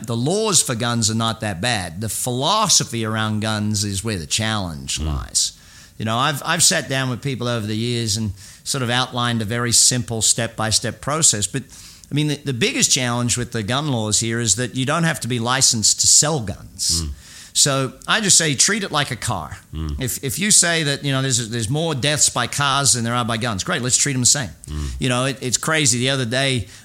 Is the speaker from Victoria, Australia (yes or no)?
no; Brisbane, Queensland, Australia; moved away as an adult; now in United States; my hometown of Brizzy